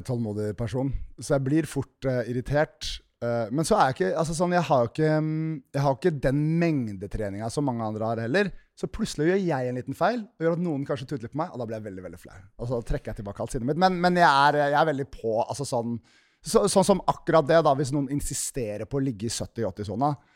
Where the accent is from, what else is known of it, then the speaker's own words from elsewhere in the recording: Nesodden, Akershus, Norway; jeg kom fra Fagersand, helt innerst på Nesodden